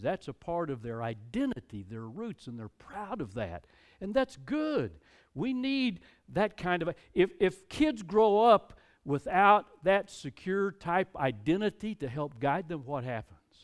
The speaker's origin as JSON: {"language": "English", "country": "United States", "said": "I'm an American. I'm glad to be an American."}